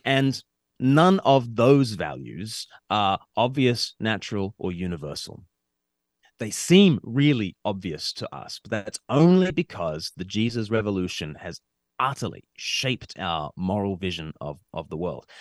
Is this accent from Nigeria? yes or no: no; Sydney, New South Wales, Australia; now in United Kingdom; I grew up in Australia and I've, I live in the U K now